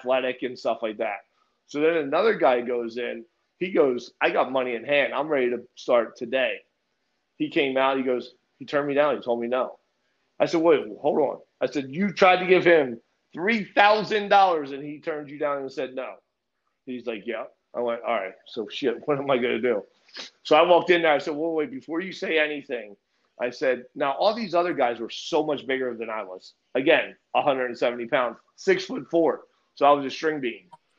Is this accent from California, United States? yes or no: no; Linden, New Jersey, United States; moved away as an adult; now in Florida, United States; I grew up in Lindemall, New Jersey